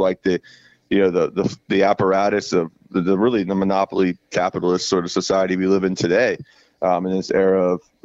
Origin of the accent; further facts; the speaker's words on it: Jacksonville, Florida, United States; moved away as an adult; also born or lived in Tallahassee, Florida; now in New Jersey, United States; I'm from Jacksonville, Florida, and I've been living in Tallahassee for a while